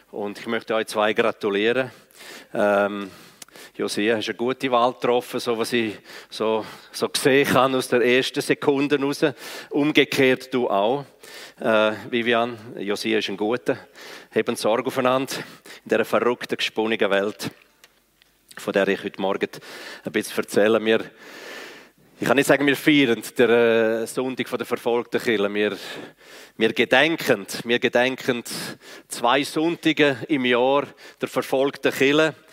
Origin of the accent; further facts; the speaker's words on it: Graubünden, Switzerland; first language Romansh; German is a second language; meine Muttersprache ist ja Romanisch, von daher, ich kann beides nicht wirklich, weder Schriftdeutsch noch Schweizerdeutsch, aber ich versuche es.